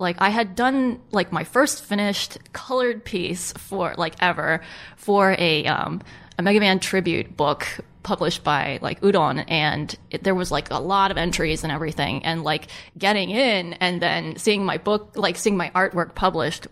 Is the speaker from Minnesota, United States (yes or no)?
no; Maryland, United States; I'm from Maryland